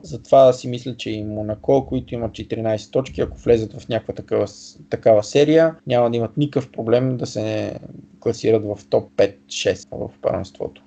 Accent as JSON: {"language": "Bulgarian", "country": "Bulgaria", "said": "съм българин"}